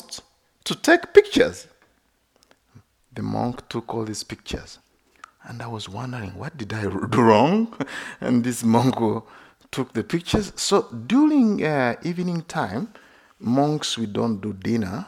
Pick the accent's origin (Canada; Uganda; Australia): Uganda; moved away; I was born in Uganda. It's a Christian country